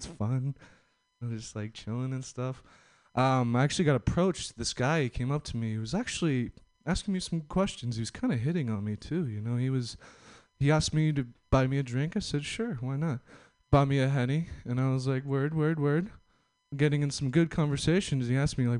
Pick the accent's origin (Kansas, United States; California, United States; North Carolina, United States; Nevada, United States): California, United States; Los Angeles; I'm from L.A., SoCal